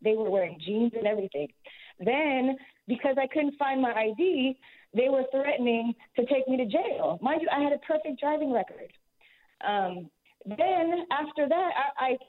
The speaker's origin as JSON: {"language": "English", "area": "Bay Area", "region": "California", "country": "United States", "tie": "born or raised there", "said": "I grew up in the Bay Area"}